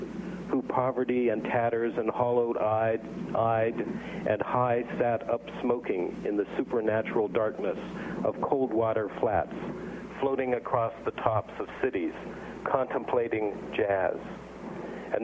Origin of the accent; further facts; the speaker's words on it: near Pittsburgh, Pennsylvania, United States; moved away; I grew up near Pittsburgh, and this will be the first time I've come back in probably 20 years.